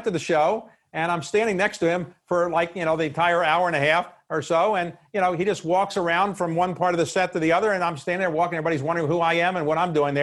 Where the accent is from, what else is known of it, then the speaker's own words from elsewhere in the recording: Baltimore, Maryland, United States; we grew up in Baltimore